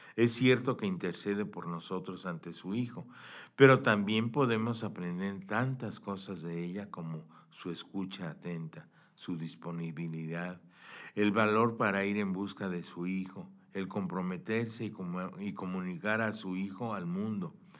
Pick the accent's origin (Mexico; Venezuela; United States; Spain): Mexico; pues para nosotros los mexicanos